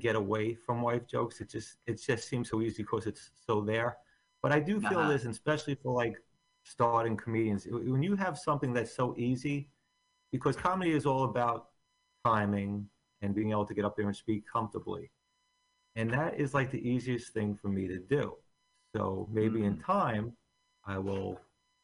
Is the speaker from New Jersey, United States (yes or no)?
yes; Bayonne, New Jersey, United States; also born or lived in Staten Island, New York; I grew up in Bayonne, and I went to college in Staten Island.